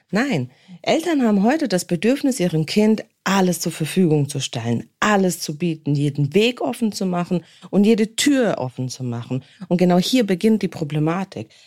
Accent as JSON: {"language": "German", "town": "Worms", "region": "Rhineland-Palatinate", "country": "Germany", "tie": "born or raised there", "said": "dann kann ich nämlich nicht nur in meiner Heimatstadt chillen, wie zum Beispiel jetzt hier bei mir in Worms."}